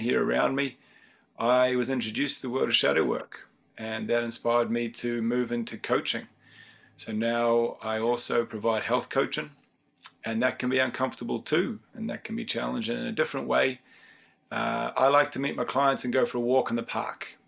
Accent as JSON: {"language": "English", "country": "New Zealand", "moved": "yes", "lives_now": "Dublin, Ireland", "said": "I'm based in Dublin, Ireland. I'm originally from New Zealand"}